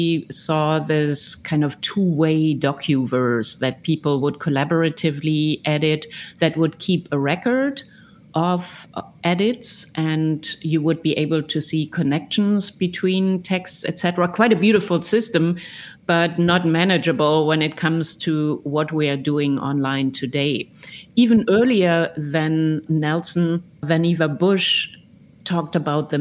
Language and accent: English; Germany; I grew up in Germany